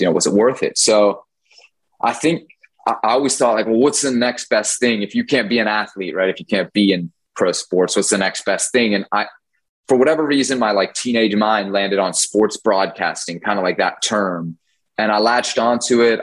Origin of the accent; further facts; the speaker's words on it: Washington, District of Columbia, United States; I grew up in Washington D.C.